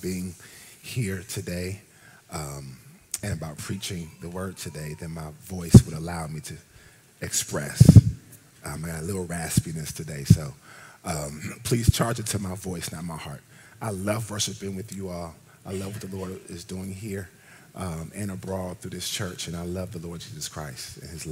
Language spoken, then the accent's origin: English; Ohio, United States; moved away; also born or lived in Washington, D.C.; I'm from Ohio